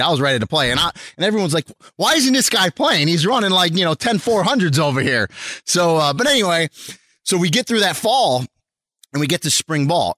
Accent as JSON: {"language": "English", "town": "Rochester", "region": "New York", "country": "United States", "tie": "born or raised there", "said": "I, uh, was born and raised in Rochester, New York. So that's where I'm from"}